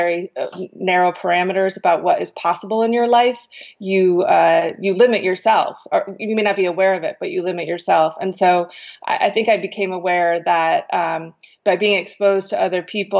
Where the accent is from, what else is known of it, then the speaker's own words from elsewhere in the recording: Connecticut, United States; I grew up in Connecticut